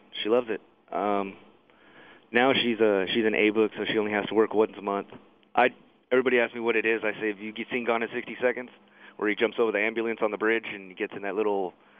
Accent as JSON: {"language": "English", "town": "Fontana", "region": "California", "country": "United States", "tie": "born or raised there", "also_born_or_lived": "San Gabriel, California", "said": "No, I was born in San Gabriel. Okay. We moved to Fontana when I was 3."}